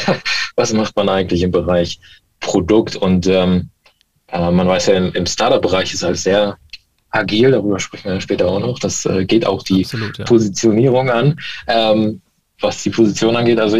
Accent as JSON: {"language": "German", "region": "Baltic coast", "country": "Germany", "tie": "born or raised there", "also_born_or_lived": "West Germany", "said": "bin eigentlich gebürtiger, äh, gebürtig im Westen, aber an der Ostsee aufgewachsen."}